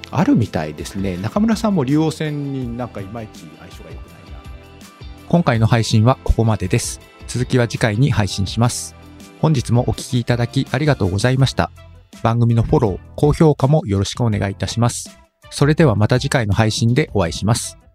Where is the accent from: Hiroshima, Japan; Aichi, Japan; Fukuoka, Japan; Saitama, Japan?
Fukuoka, Japan; Kitakyushu; 私出身が福岡県北九州市なんですよね。